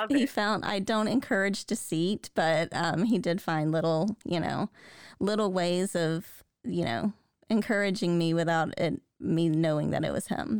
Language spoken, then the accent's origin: English; the South, United States; I grew up in the South